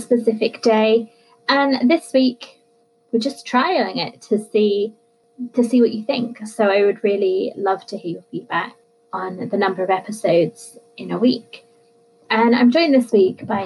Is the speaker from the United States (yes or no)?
no; United Kingdom; I'm British